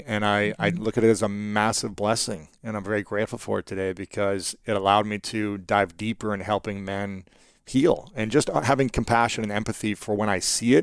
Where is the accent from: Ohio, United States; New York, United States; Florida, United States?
Ohio, United States; as a young man growing up in Ohio, in the Midwest